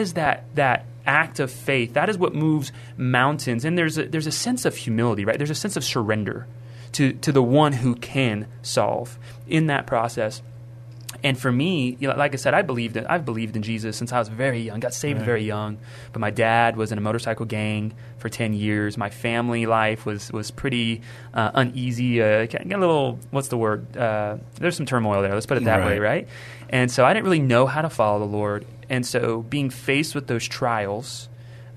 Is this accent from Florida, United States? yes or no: no; Kerrville, Texas, United States; also born or lived in San Antonio, Texas; now in Universal City, United States; I'm actually from Kerrville. So I grew up in Kerrville, Texas, lived there all the way up until 2020